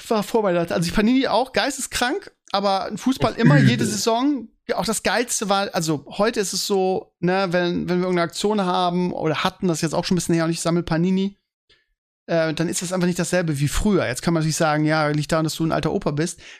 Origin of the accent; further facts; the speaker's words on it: Bremen, Germany; Also bei uns bei uns in Bremen gab es wirklich jeden ähm, jeden Samstag Vormittag einen Flohmarkt, äh, direkt an der Weser.